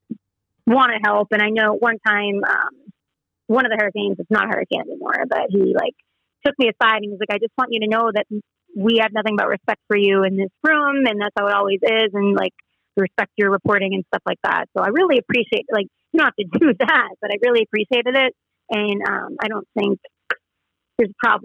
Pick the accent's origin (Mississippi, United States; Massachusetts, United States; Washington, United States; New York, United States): Massachusetts, United States; Boston; moved away as an adult; now in Raleigh, United States; I grew up in Boston